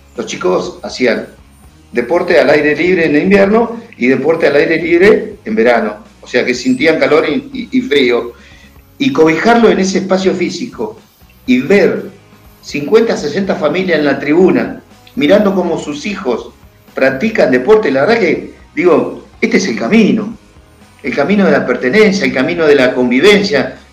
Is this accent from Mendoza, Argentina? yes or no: no; Campo Grande, Río Negro, Argentina; mi pueblo, yo soy un fanático de mi pueblo